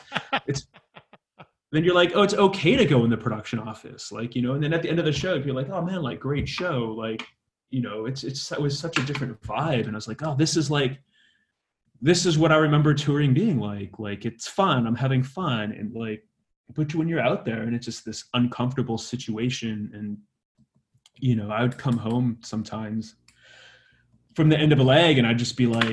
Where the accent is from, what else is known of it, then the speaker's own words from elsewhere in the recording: Vancouver, British Columbia, Canada; my synagogue growing up in Vancouver